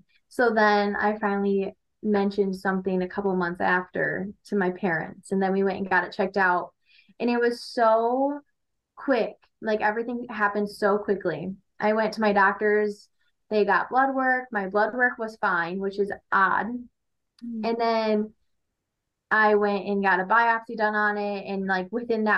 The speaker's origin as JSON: {"language": "English", "town": "Armada", "region": "Michigan", "country": "United States", "lives_now": "Shelby Township, United States", "said": "I am from Armada, Michigan. I live around Shelby Township currently"}